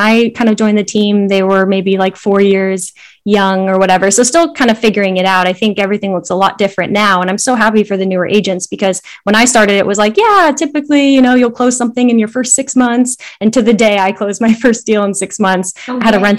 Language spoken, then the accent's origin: English; Vienna, Virginia, United States; I grew up in Vienna, Virginia. It's like maybe 30 minutes outside Washington, DC.